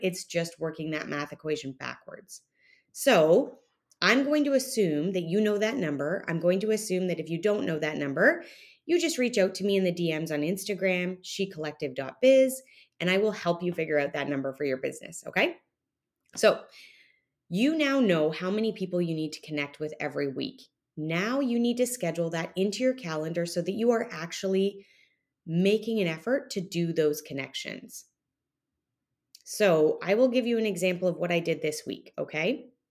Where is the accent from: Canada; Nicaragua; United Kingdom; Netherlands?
Canada; now in Texas, United States; me being Canadian